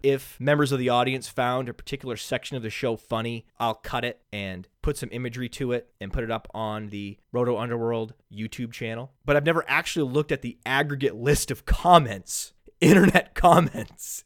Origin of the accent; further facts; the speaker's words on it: New England, United States; I am from New England